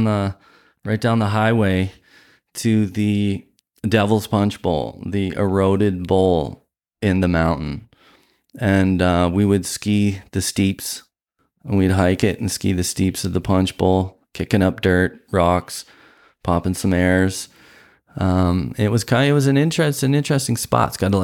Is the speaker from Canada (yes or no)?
yes; Hamilton, Ontario, Canada; born there; also born or lived in Stoney Creek; I was born in Steeltown, Hamilton, Ontario, the armpit of Ontario, some would call it, and that was educational. I moved a little more to Stony Creek, kind of a little bit on the east side.